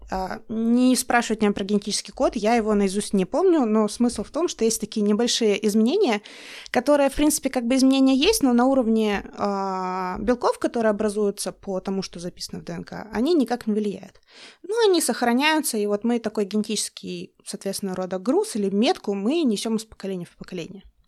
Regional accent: Russian Far East, Russia; moved away as an adult; я с Дальнего Востока, мы все переселенцы

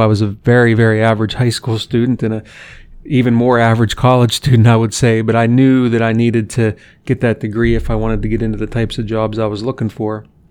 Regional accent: Western Pennsylvania, United States; now in Columbus, United States; I grew up in Western Pennsylvania

